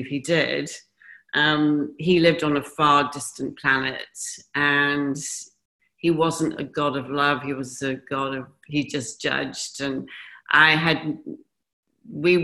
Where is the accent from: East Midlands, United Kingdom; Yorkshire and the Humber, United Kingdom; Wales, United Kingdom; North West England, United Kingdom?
Wales, United Kingdom; Pontypool; moved away; also born or lived in Henley-on-Thames, England / Newport, Wales / Bahrain / Dubai; we lived in Wales. Actually, I was born just outside of London in Henley-on-Thames. And then we moved to Newport. And then we moved to Pontypool, which is South Wales